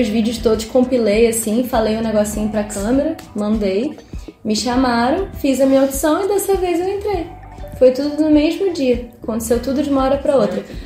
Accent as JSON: {"language": "Portuguese", "town": "Nova Friburgo", "region": "Rio de Janeiro", "country": "Brazil", "tie": "born or raised there", "said": "sou carioca, vim morar em Friburgo com quatro aninhos"}